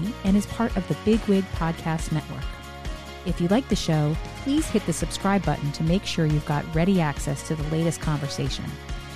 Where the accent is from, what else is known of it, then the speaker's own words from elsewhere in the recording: New Jersey, United States; moved away as an adult; now in Washington, D.C., United States; I'm a kid from New Jersey who also sort of jumped into the scene and came to town